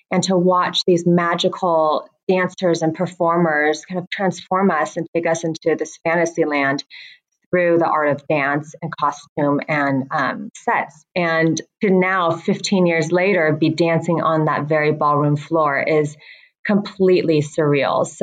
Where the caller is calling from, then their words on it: Joshua Tree, California, United States; I am calling from the set of Bling Empire. We are currently filming Bling Empire in, in Joshua Tree, which is um, just about 20, 30 minutes away from Palm Springs.